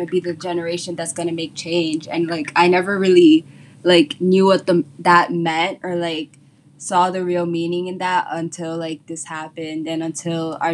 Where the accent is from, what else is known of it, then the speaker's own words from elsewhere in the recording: New York City, New York, United States; I grew up in the Bronx in New York City, and I'm a Dominican. I have Dominican background